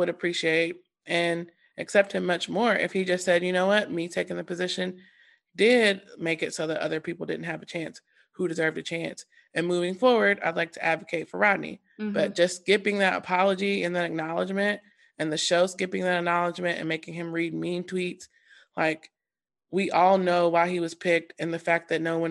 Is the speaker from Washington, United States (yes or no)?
no; North Carolina, United States; I live in North Carolina. I'm from North Carolina. Yeah. I've been here all my life